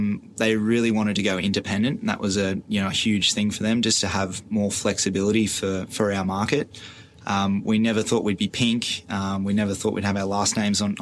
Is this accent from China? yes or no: no; Stanwell Park, Coalcliff, New South Wales, Australia; I actually grew up in Stanmore Park, Colcliffe, sort of went in between the two. Lived there pretty much all my life